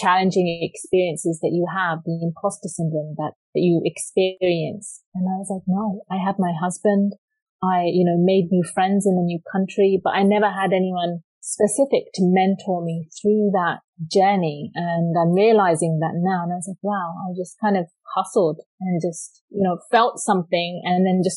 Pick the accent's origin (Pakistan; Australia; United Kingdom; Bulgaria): United Kingdom; London; moved away as an adult; now in Canada; I was raised born and raised in London, England